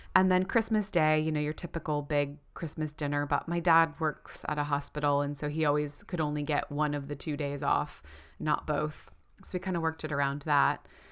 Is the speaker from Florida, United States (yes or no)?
yes; Florida, United States; moved away as an adult; now in New Zealand; growing up in Florida, where it was obviously not snowing